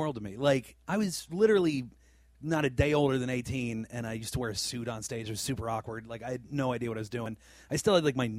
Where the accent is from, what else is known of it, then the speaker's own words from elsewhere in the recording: Pittsburgh, Pennsylvania, United States; So I've been coming up to Canada for years. And oddly enough, my parents, like I grew up in Pittsburgh, like I'm an American, but so are my parents.